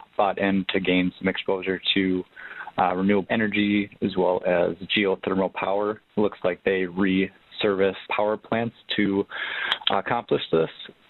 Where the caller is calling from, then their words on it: Minnesota, United States; I'm calling from Minnesota